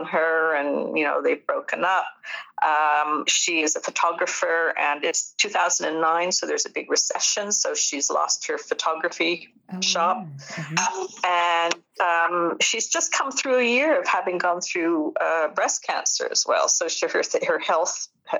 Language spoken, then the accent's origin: English; Newfoundland and Labrador, Canada; accent: Newfoundland; moved away as an adult; also born or lived in Britain; now in United Kingdom; I'm a Newfoundlander myself